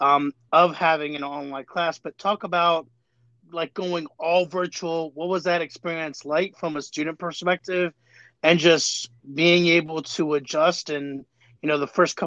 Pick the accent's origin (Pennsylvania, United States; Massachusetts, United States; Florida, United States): Florida, United States; moved away; Florida, my home state